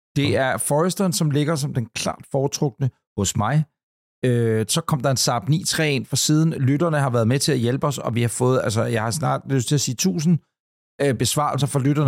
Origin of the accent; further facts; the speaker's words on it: Ølstykke, Capital Region of Denmark, Denmark; da jeg var dreng ude i Ølstykke